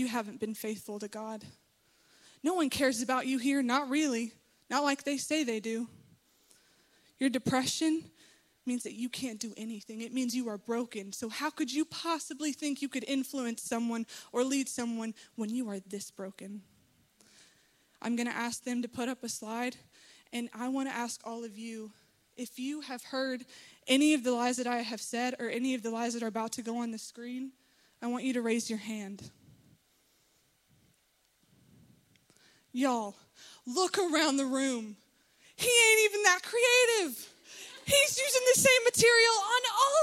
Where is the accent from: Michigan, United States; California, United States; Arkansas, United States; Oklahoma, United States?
Arkansas, United States; Little Rock; I'm from Little Rock